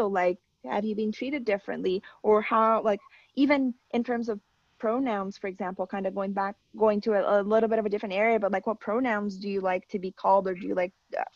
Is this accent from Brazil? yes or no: yes; Brazil; now in Canada; my home country